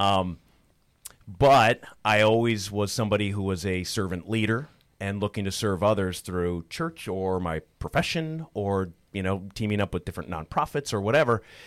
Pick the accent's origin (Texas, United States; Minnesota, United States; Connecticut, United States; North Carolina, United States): Minnesota, United States; Perham; also born or lived in Moorhead, Minnesota; I'm born and raised in Minnesota. You know, I grew up in rural Minnesota, in Perm, so in, uh, Otter Tail County